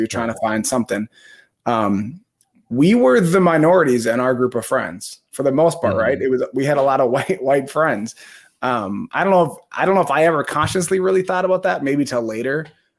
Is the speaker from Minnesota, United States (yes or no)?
yes; Minnesota, United States; moved away as an adult; I noticed a lot more, like, honestly, segregation when I went to going down to school at ORU than I did growing up in Minnesota